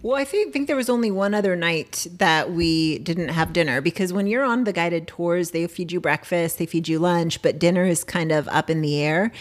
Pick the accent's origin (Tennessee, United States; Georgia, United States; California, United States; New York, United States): California, United States; San Diego; we're from San Diego.